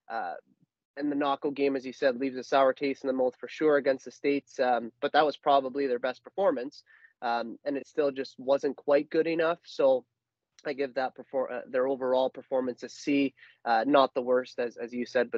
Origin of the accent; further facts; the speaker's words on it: Canada; we are Canadian